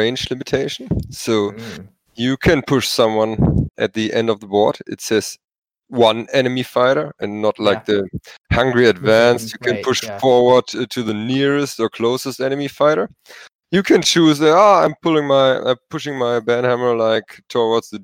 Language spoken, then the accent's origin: English; Germany; first language German; English is a second language; German is not my mother tongue.